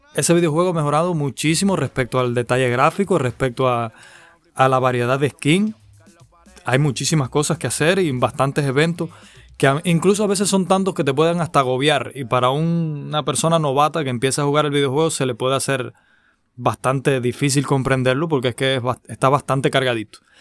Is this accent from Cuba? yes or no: yes; Cuba; aquí en mi país cubano